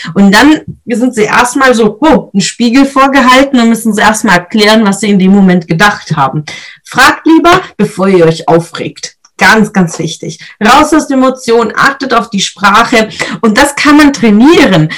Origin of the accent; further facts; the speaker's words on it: Swabia, Germany; ich bin Schwäbin, also da schafft man im Schwabenland